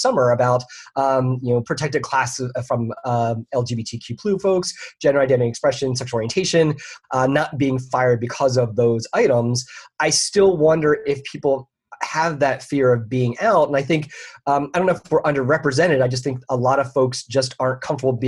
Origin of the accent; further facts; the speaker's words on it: Philadelphia, Pennsylvania, United States; moved away as an adult; now in Orlando, United States; I'm originally from the Philadelphia area, but I've been down here for 20-some years.